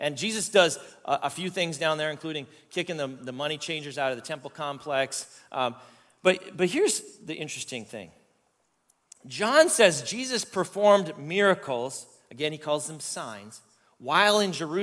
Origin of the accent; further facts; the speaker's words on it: Canada; I'm Canadian